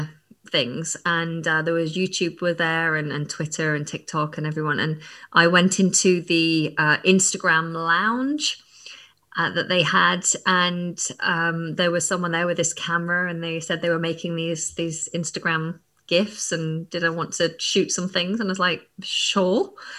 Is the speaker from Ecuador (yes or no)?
no; England, United Kingdom; accent: northern English; now in London, United Kingdom; I just found that naturally my northern accent started to fade. And then I moved down to London and my partner is from the south, so he has more of a southern accent. And yeah, when I'm tired or around other northerners, then my accent kind of comes back.